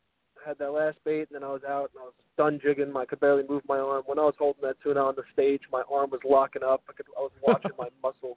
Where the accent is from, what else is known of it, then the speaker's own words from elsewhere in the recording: New York, United States; moved away as an adult; now in Naples, United States; I'm from New York. I fished my whole life.